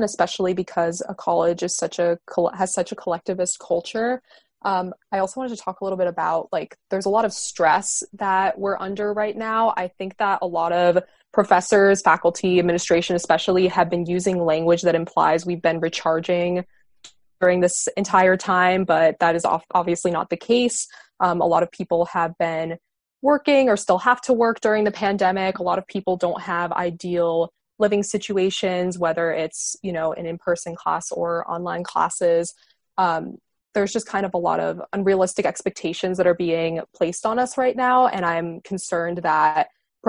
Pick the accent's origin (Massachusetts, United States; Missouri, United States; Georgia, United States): Massachusetts, United States; Boston; also born or lived in Philadelphia; I'm originally from the Boston area